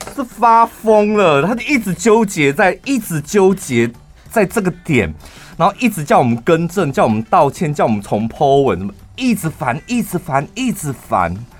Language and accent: Chinese; Taichung, Taiwan; 我们是来自于六都台中市